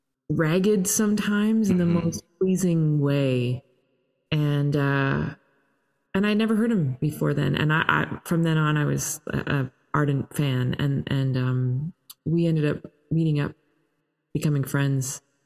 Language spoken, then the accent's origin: English; Toronto, Ontario, Canada; and I'm Canadian and grew up in Toronto, but.